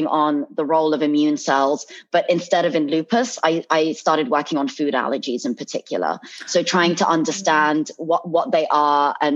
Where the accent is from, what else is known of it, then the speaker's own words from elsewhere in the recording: London, United Kingdom; I'm from London, from the UK